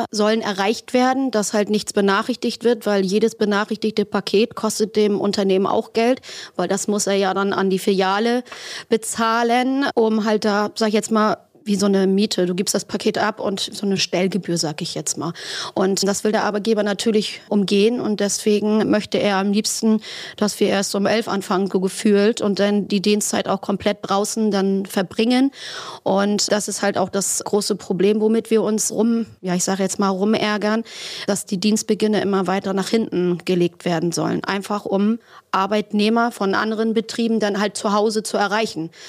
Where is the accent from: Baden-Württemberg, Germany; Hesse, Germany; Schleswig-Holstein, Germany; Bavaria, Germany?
Schleswig-Holstein, Germany; Flintbek; Also bei mir in Flintbeek, da wo ich herkomme, in meinem kleinen Dörfchen, sage ich jetzt mal, da hat das einen Fahrradladen.